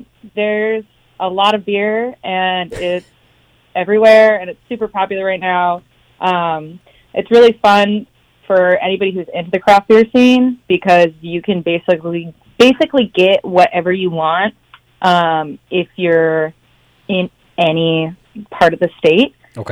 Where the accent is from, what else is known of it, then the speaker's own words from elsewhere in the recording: Eugene, Oregon, United States; I'm from Eugene, Oregon.